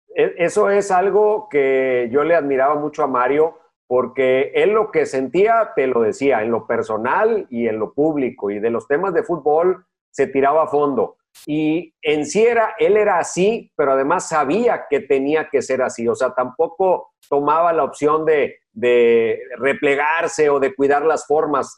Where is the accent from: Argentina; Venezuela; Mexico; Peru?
Mexico; Monterrey, Nuevo León; yo me considero mexicano porque más allá de donde nací, pues todo lo que tengo memoria es desde que llegué a Monterrey hasta la fecha.